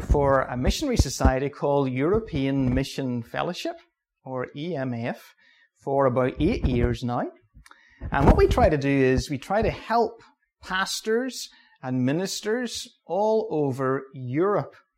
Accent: Ballymoney, Northern Ireland, United Kingdom; I'm from Balamoney. My home church is Balamoney Baptist Church.

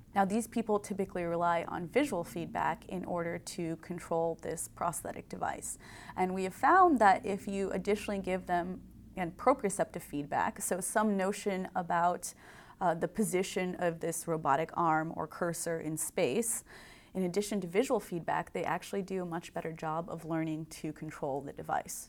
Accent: Indiana, United States; also born or lived in Berkeley, California; I grew up in Indiana, and like all good Hoosiers who want to become engineers, I came to Purdue

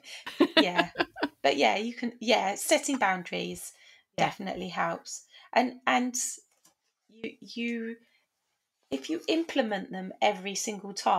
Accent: United Kingdom; we're very British.

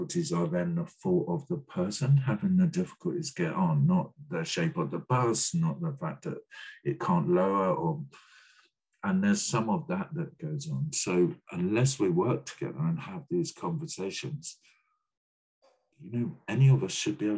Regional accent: Brighton, South East England, United Kingdom; I grew up in Brighton.

